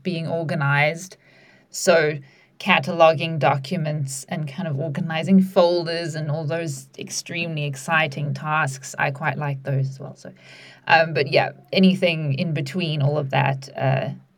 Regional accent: South Africa; moved away as an adult; now in United Kingdom; I also recently moved here from a different country. I'm from South Africa

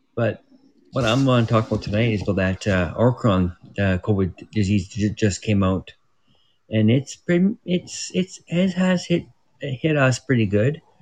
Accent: Prince George, British Columbia, Canada; I'm from Prince George, BC, Canada

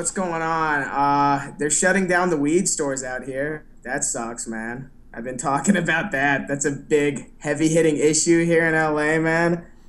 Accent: Dallas, Texas, United States; moved away as an adult; also born or lived in New York; now in Los Angeles, United States; Yes, I'm from Dallas originally.

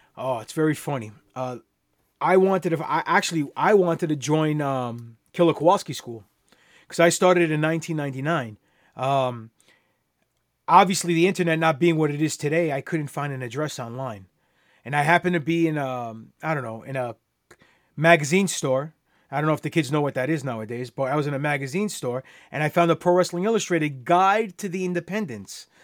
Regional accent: New York City, New York, United States; I am Greek, grew up in Queens, New York

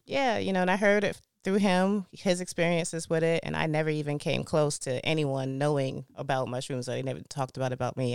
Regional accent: East Point, Georgia, United States; I grew up in East Point, Georgia. And, um, yeah, I've been there my whole life, born and raised.

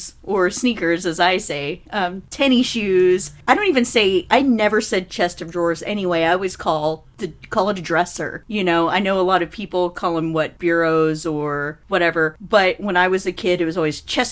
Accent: Texas, United States; I can't even do a Texas accent, and I'm from Texas.

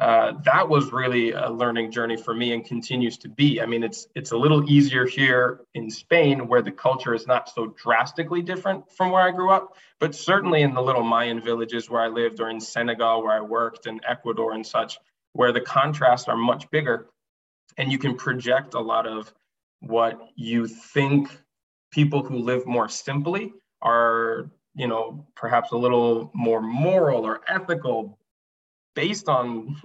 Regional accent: Japan; And like, I grew up in Japan. I traveled a lot as a kid.

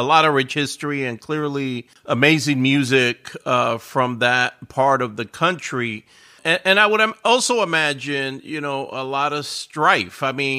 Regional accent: New York City, New York, United States; I'm from the Bronx, and I'm old enough to have been in the Bronx in the 70s

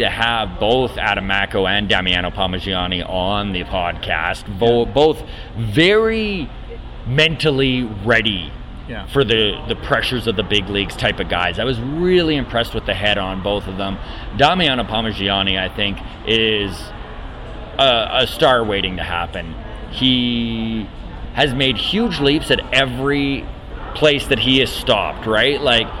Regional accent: Grande Prairie, Alberta, Canada; I grew up in Grand Prairie, Alberta, actually.

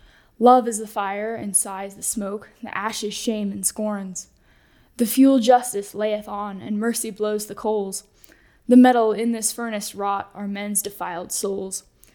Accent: Indianapolis, Indiana, United States; I am from Indianapolis, Indiana, and I'm a freshman here at Wyoming Catholic College.

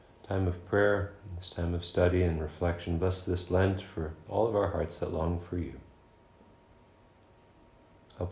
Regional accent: Crown Point, New York, United States; also born or lived in West Islip, Long Island, New York; now in Canton, United States; I was raised in Crown Point, New York.

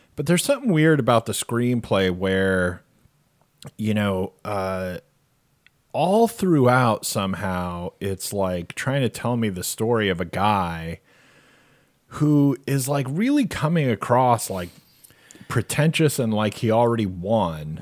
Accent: Arizona, United States; I grew up in Arizona

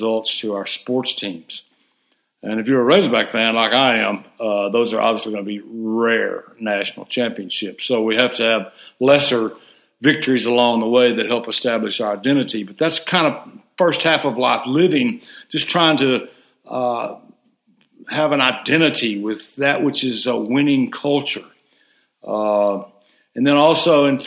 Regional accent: Hot Springs, Arkansas, United States; I grew up in Hot Springs, Arkansas

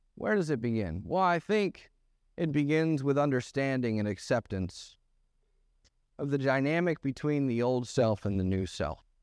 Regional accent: the North, United States; moved away; I grew up in the North.

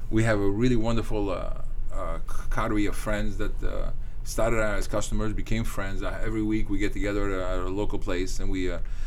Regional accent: Morocco; moved away; I grew up in Morocco

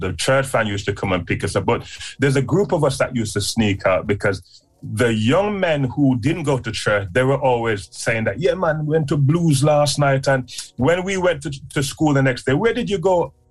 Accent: Clarendon, Jamaica; I was born in a place called Clarendon in Jamaica. So I'm me a Jamaican people

